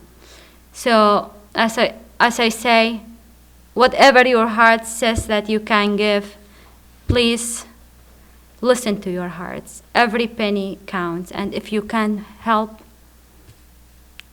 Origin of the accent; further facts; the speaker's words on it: Baghdad, Baghdad Governorate, Iraq; also born or lived in Qaraqosh, Iraq; I grew up in Baghdad. One of our neighbors was Sunni and the other Shia, and I was about 14, 15 years.